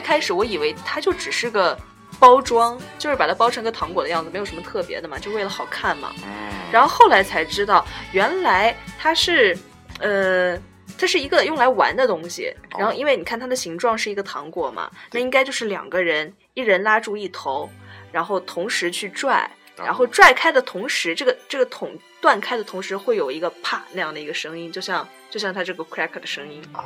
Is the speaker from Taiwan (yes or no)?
no; China; now in United Kingdom; 像我们中国人过春节一样